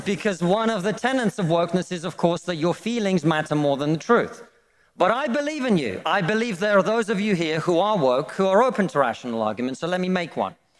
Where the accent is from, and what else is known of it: Russia; now in United Kingdom